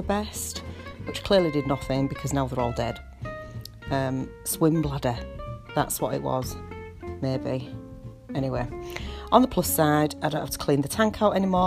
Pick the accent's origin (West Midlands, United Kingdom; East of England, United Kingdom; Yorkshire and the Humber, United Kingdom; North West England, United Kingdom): Yorkshire and the Humber, United Kingdom; I am a Yorkshire lass, born and bred